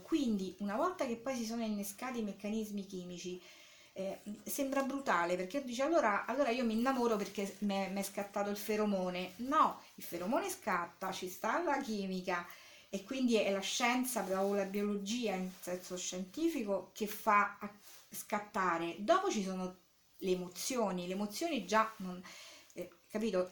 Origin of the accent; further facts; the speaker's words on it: Rome, Lazio, Italy; moved away as an adult; now in Anticoli Corrado, Italy; provengo diciamo originariamente da Roma eh, dove sono nata e dove ci sono stata fino al 90 più o meno